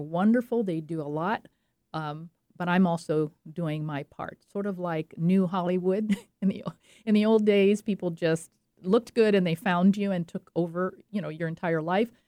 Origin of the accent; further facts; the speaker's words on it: French Riviera, Provence-Alpes-Côte d'Azur, France; moved away; I grew up on the French Riviera, and that's what I know and that's what I paint. I loved it. I had a splendid childhood.